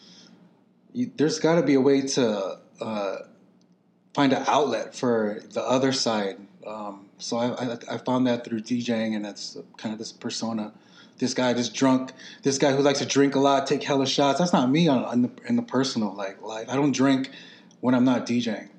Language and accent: English; United States; I'm full Filipino. Born in the States.